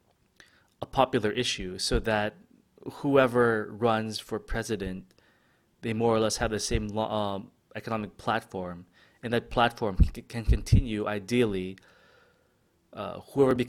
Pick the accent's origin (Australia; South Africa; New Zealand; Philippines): Philippines; As a Filipino